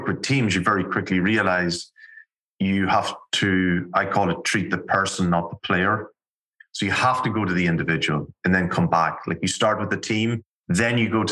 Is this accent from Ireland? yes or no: yes; Ireland; I'm Irish, grew up in Ireland. Accent might have been a giveaway.